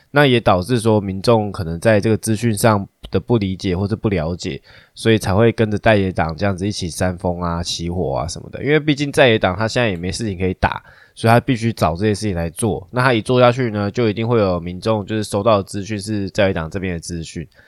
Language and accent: Chinese; Taiwan; 我们台湾人很多人都奇怪的想法